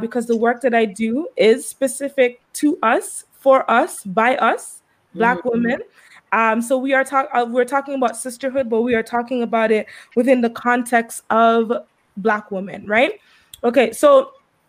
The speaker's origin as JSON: {"language": "English", "country": "Antigua & Barbuda", "tie": "born or raised there", "said": "I grew up in Antigua. So I grew up in the beautiful island of Antigua."}